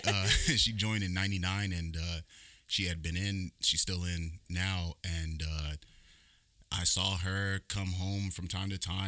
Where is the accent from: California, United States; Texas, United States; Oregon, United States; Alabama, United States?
California, United States; also born or lived in Baton Rouge, Louisiana; I was born there in Baton Rouge, but I was raised in California